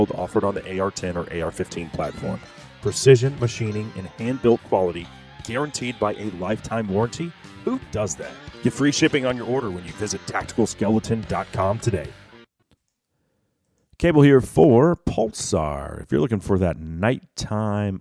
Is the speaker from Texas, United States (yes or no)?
yes; Texas, United States; as a Texan